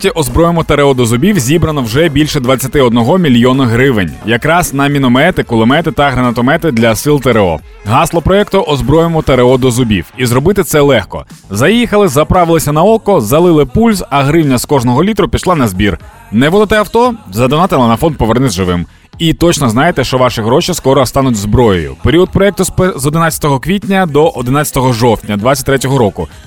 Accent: Ukraine; Доброго вечора, ми з України.

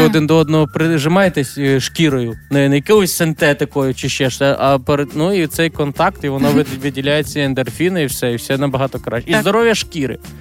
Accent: Lviv Oblast, Ukraine; у нас на Львівщині шоп шопка кажуть

